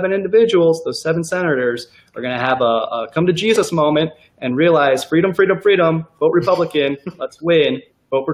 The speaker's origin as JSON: {"language": "English", "region": "Indiana", "country": "United States", "moved": "yes", "lives_now": "Texas, United States", "said": "not a native Texan, I'm from Indiana"}